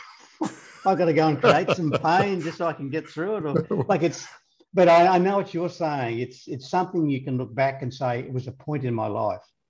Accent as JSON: {"language": "English", "country": "Australia", "said": "being an Australian myself"}